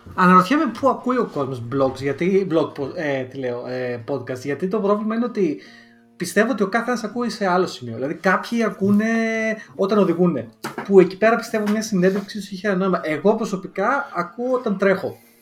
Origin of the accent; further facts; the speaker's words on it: Lamia, Central Greece, Greece; first language Greek; moved away as an adult; now in United Kingdom; εγώ έχω προφορά και στα ελληνικά, γιατί η καταγωγή μου είναι από τη Λαμία